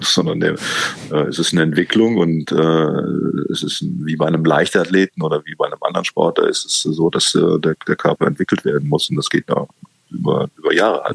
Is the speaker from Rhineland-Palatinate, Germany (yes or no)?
no; Cologne, North Rhine-Westphalia, Germany; ich bin hier in Köln geboren